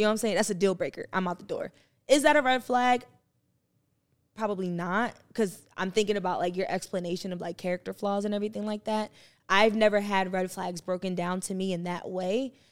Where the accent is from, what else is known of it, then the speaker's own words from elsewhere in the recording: New Jersey, United States; I'm from Jersey